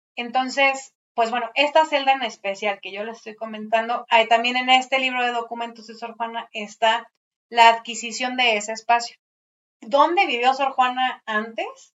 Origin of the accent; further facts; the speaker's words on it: Mexico City, Mexico; estos edificios que nos dan identidad como chilangos